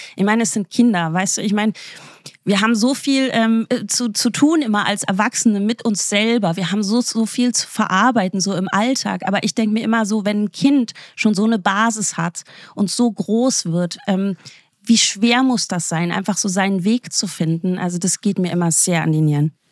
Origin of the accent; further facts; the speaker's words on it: the East, East Germany, Germany; wir kommen ja aus dem Osten